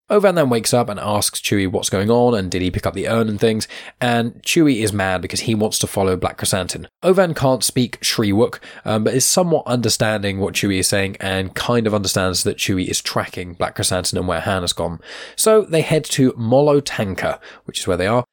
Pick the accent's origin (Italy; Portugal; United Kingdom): United Kingdom; Southampton, South East England; my hometown where I'm living right now. I say hometown, it's a city called Southampton.